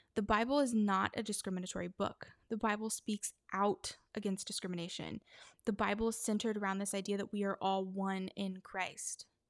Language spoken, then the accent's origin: English; Texas, United States; my home state of Texas